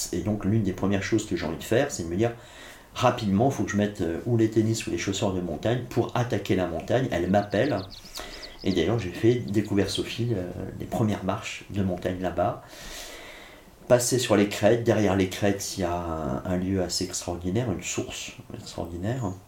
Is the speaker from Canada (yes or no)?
no; Blois, Centre-Val de Loire, France; also born or lived in Corsica; Je suis né sur le continent, à Blois